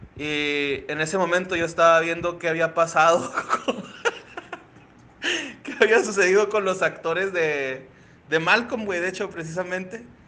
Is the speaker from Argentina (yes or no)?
no; Ciudad Juárez, Chihuahua, Mexico; nací en Ciudad Juárez, Chihuahua